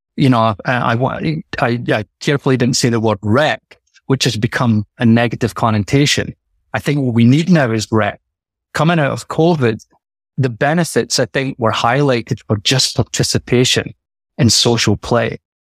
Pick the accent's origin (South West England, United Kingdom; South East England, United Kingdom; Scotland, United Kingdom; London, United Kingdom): Scotland, United Kingdom; moved away; growing up in Scotland